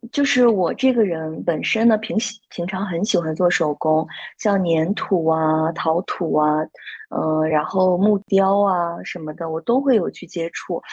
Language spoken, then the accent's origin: Chinese; Shandong, China; also born or lived in Xiamen / Shanghai; now in Qingdao, China; 上海待了两年多，然后现在呢，是在青岛。因为我是山东人嘛，然后在青岛的话，离自己的家乡比较近